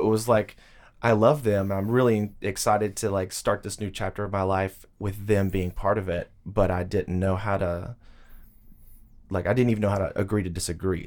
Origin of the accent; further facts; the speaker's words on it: Tuscaloosa, Alabama, United States; moved away as an adult; now in Nashville, United States; the University of Alabama is in my hometown